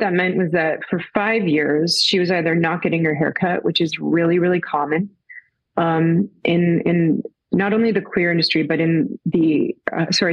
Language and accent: English; Toronto, Ontario, Canada; I am from Toronto, Canada